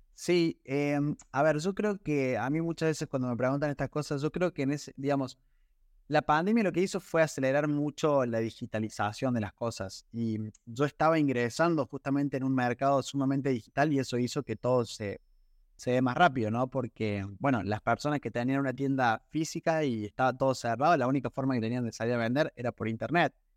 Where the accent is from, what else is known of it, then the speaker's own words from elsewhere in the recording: Córdoba, Argentina; yo soy de Córdoba, nací en Córdoba